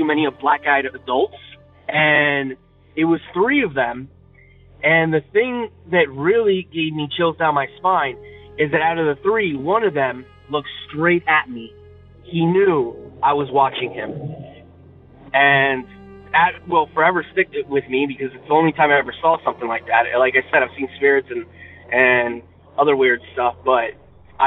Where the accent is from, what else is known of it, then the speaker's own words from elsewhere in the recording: northern New Jersey, United States; I'm from New Jersey, from northern